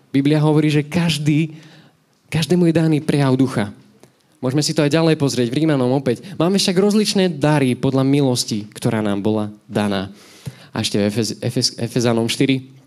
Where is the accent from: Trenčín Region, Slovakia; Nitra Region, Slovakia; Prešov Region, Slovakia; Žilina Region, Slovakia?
Nitra Region, Slovakia; Nové Zámky; moved away as an adult; now in Nitra, Slovakia; ja som originál z Nových zámkov